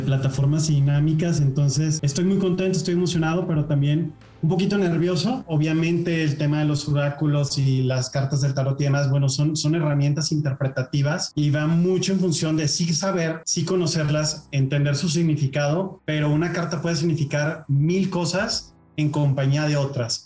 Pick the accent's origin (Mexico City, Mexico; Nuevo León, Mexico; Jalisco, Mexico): Nuevo León, Mexico; Monterrey; yo soy regiomontano y en, y en Monterrey nos gustan las cosas directas